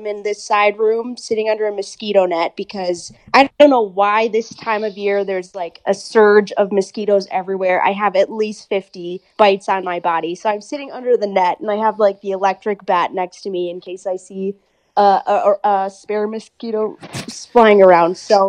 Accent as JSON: {"language": "English", "town": "Bangalore", "region": "Karnataka", "country": "India", "tie": "born there", "said": "I was born in Bangalore. I lived here for the first 4 years of my life."}